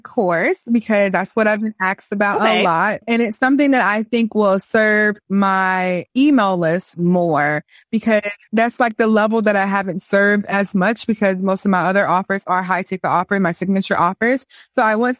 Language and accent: English; Miami, Florida, United States; also born or lived in Korea; now in Atlanta, United States; I just came from Miami this past weekend, but I'm from Miami